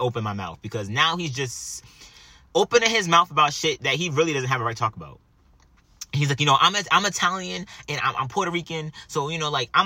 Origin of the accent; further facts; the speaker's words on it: Jamaica; I'm Jamaican